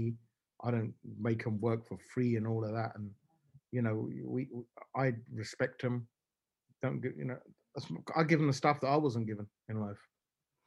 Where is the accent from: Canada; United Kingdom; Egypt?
United Kingdom; London; also born or lived in Essex; I'm from London